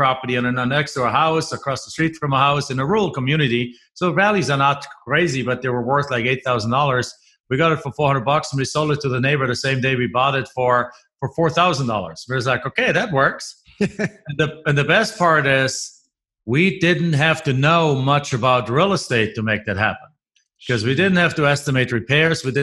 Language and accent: English; Germany; moved away as an adult; now in United States; I'm originally from Germany.